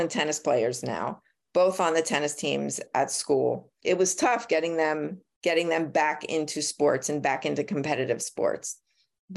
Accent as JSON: {"language": "English", "town": "Philadelphia", "region": "Pennsylvania", "country": "United States", "tie": "born or raised there", "said": "I was born and raised in Philadelphia."}